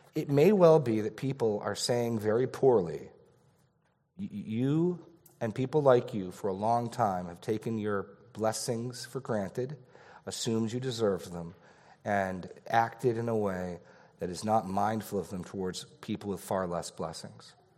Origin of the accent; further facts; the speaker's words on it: New England, United States; I was born in New England